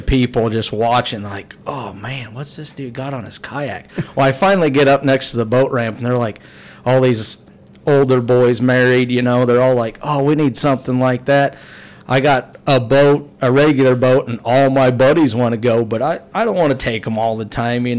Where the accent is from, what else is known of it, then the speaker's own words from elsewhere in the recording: Grand Junction, Colorado, United States; I'm from Grand Junction